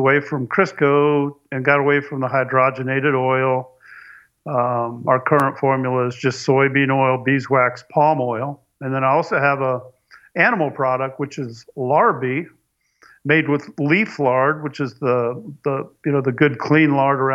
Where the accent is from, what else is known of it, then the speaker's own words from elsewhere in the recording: Indianapolis, Indiana, United States; moved away as an adult; also born or lived in South Florida; now in DeLand, United States; Originally, I'm from Indianapolis.